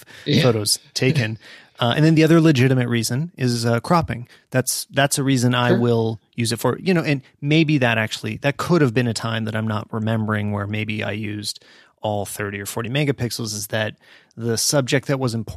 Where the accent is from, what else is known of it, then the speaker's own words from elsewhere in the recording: Canada; we are Canadian